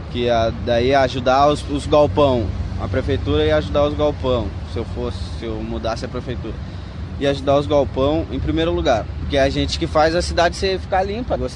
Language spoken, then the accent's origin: Portuguese; Porto Alegre, Rio Grande do Sul, Brazil; sou de Porto Alegre